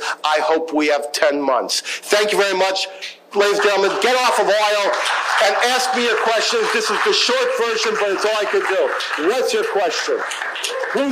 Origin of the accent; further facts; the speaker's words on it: Rockville, Maryland, United States; I'm from Rockville, Maryland, where they do all the genetic engineering